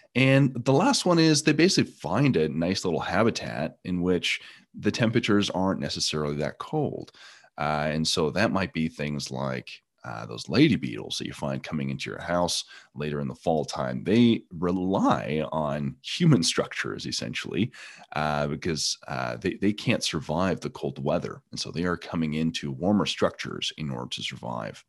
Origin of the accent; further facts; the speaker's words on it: Canada; now in East Texas, United States; I'm originally from Canada